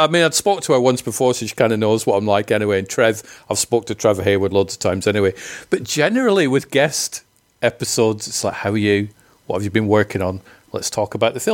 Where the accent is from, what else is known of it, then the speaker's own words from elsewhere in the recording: Scotland, United Kingdom; I'm from Scotland